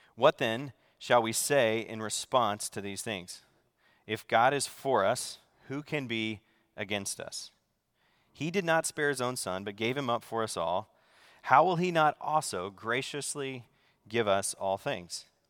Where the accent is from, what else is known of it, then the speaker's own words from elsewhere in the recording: the South, United States; moved away; I grew up in the South, so in the Bible Belt